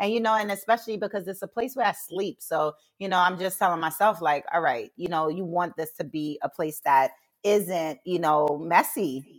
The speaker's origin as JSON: {"language": "English", "country": "Jamaica", "said": "I'm Jamaican, so tea is like my thing. It's in the household."}